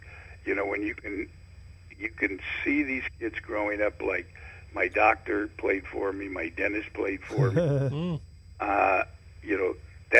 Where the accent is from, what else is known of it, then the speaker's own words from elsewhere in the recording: Oakland, California, United States; I grew up in Oakland.